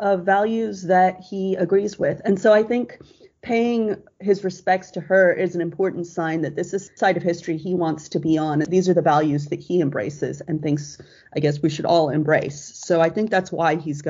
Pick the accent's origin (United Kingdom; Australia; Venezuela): Australia; moved away; I am an American, but actually I'm also born and raised in Australia